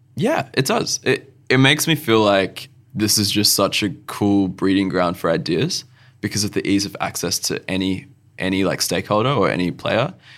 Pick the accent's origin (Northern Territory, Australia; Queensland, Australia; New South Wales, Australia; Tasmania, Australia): Northern Territory, Australia; Alice Springs; moved away as an adult; now in Adelaide, Australia; my hometown where I grew up, where I call home, is Alice Springs